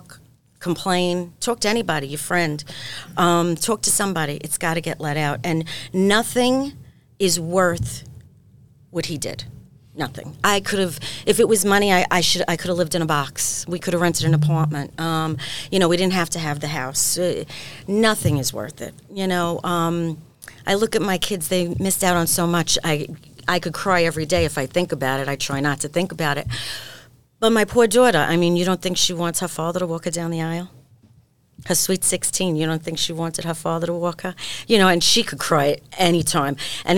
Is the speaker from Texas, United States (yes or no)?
no; Brooklyn, New York, United States; I was born on 72nd between 12th and 13th.